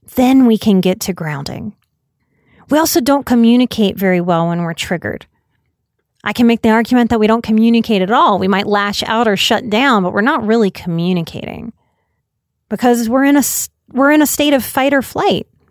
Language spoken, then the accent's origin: English; United States; As an American culture